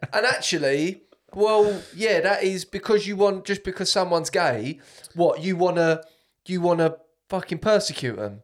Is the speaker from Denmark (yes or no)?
no; United Kingdom; I'm British